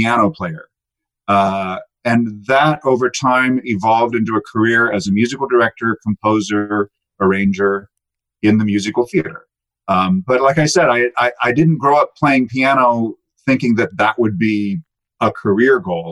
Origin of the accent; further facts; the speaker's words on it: Salinas, California, United States; I grew up in Salinas, California, on the central coast of California, just inland from Monterey